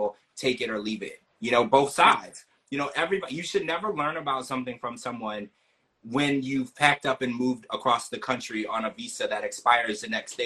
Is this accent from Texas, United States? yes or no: no; Louisiana, United States; I did grow up in Louisiana